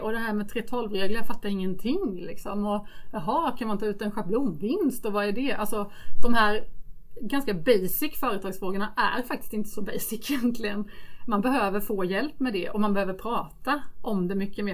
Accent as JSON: {"language": "Swedish", "region": "Småland", "country": "Sweden", "tie": "born or raised there", "accent": "Småländska", "said": "Småländsk som ni hör. Eh, jag växte upp i Småland i en trygg liten"}